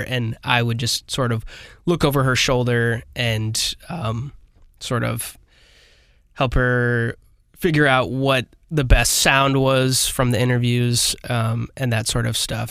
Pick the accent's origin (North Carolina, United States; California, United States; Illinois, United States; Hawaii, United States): Illinois, United States; Granite City; I'm from Granite City